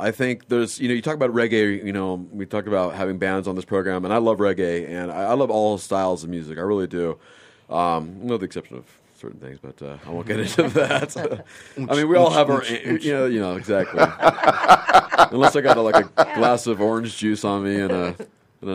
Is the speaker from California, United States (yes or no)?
yes; Los Angeles, California, United States; moved away as an adult; also born or lived in El Paso, Texas; now in Phoenix, United States; I grew up in Los Angeles area